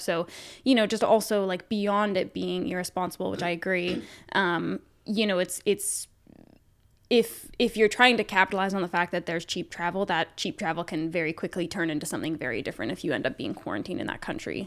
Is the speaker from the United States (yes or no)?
no; Canada; being Canadian